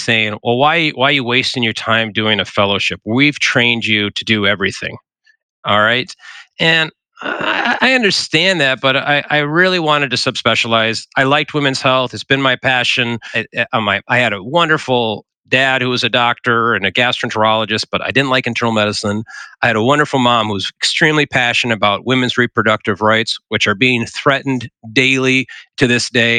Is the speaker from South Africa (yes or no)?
no; South Dakota, United States; I'm a South Dakota native